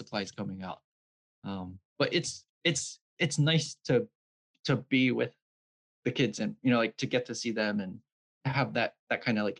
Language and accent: English; Vineland, New Jersey, United States; also born or lived in Bridgeton, New Jersey; I grew up in Vineland